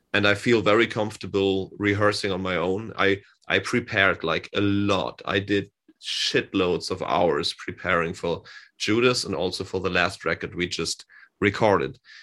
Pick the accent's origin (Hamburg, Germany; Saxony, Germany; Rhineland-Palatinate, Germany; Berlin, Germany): Hamburg, Germany; English is a second language; he lives in my hometown. He lives here in Hamburg as well.